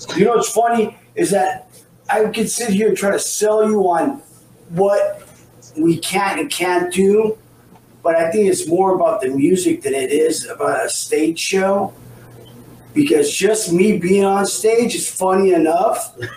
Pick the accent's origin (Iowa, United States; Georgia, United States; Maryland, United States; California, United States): California, United States; Orange County; I'm from Orange County here in uh, the punk rock mecca.